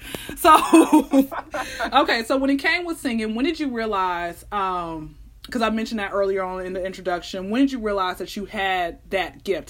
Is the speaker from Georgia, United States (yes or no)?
yes; Atlanta, Georgia, United States; I'm born and raised out here in Atlanta